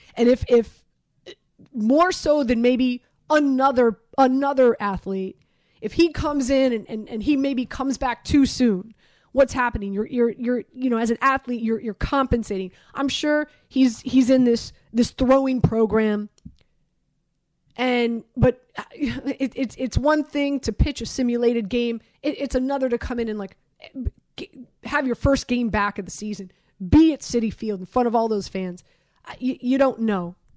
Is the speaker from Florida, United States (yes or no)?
yes; Miami, Florida, United States; I'm from Miami